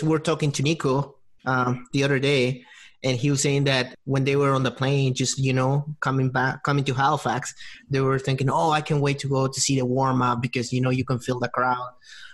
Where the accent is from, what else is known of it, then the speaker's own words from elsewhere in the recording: Peru; I'm from Peru